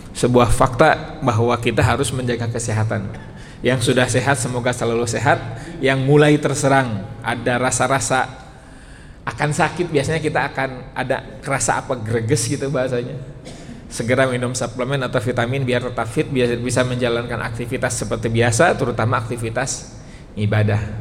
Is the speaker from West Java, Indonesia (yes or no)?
yes; West Java, Indonesia; Karena saya orang Sunda